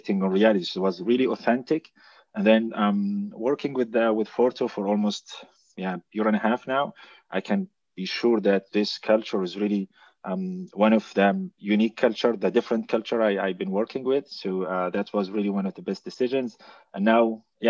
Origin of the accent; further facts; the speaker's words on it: Jordan; moved away as an adult; now in Germany; I'm originally from Jordan. I started as a software engineer in Jordan. And 4 years ago, I moved to Germany